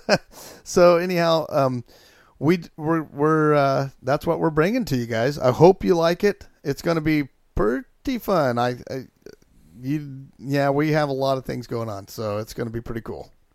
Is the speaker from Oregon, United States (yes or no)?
yes; Chiloquin, Oregon, United States; I grew up in Chilliquin, Oregon